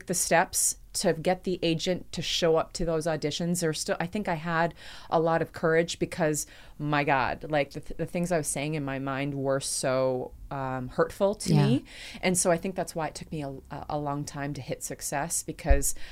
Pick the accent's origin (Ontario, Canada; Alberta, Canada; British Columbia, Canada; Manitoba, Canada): British Columbia, Canada; Nanaimo; I grew up on the island and I grew up in a city called Nanaimo